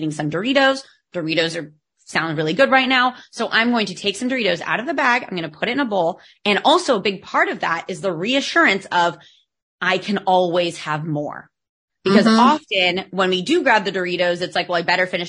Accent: United States; accent: American; now in Barcelona, Spain; you can tell by my accent that I'm American, but I live in Spain

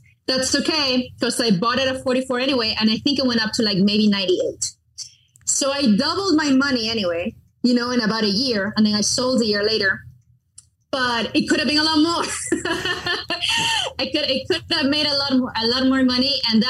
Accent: Miramar, Florida, United States; And their headquarters, global headquarters, were in my hometown, my tiny hometown of Miramar, Florida.

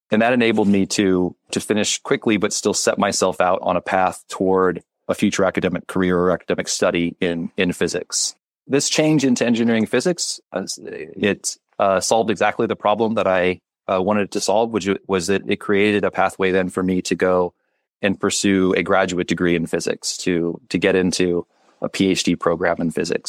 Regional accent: Kansas, United States; moved away as an adult; now in Chicago, United States; I'm originally from Kansas. I uh, I did my undergraduate at the University of Kansas in Lawrence, which was only about 40 minutes from where I grew up

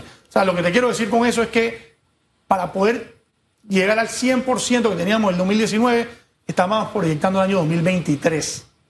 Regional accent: Panama

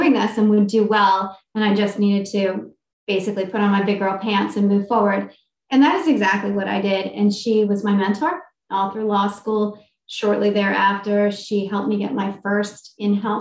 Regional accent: Maryland, United States; I'm from Maryland

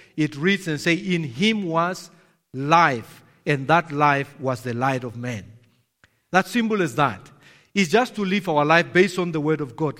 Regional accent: Namibia; I'm from Namibia

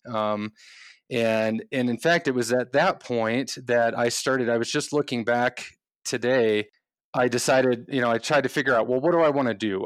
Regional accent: Midwest, United States; moved away as an adult; also born or lived in California; we grew up in the Midwest, my wife

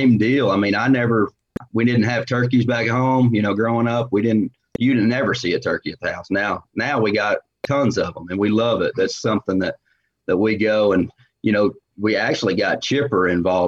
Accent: Central Oklahoma, United States; I grew up in Central Oklahoma

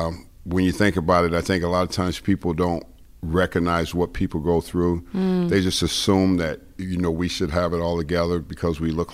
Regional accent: Los Angeles, California, United States; I grew up in South Central L.A. and went to Crenshaw High, and I played sports

